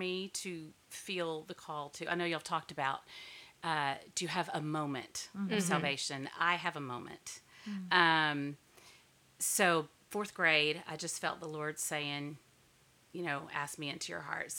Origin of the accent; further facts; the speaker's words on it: Duncanville, Texas, United States; born and raised in Duncanville, Texas